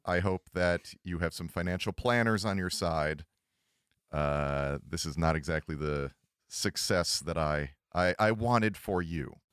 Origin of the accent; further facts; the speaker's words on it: Cleveland, Ohio, United States; I'm from Cleveland